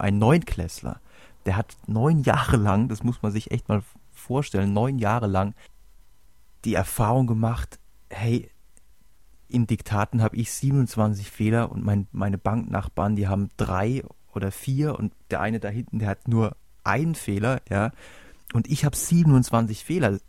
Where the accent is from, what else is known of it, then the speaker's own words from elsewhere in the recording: Germany; bei uns in Deutschland